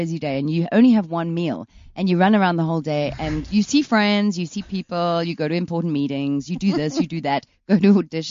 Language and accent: English; England, United Kingdom; moved away; And we're from England.